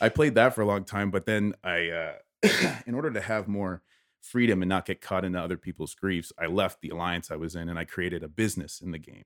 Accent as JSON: {"language": "English", "town": "Windsor", "region": "Ontario", "country": "Canada", "tie": "born or raised there", "moved": "as an adult", "said": "born and raised here, and I'm, I'm very prideful of that area"}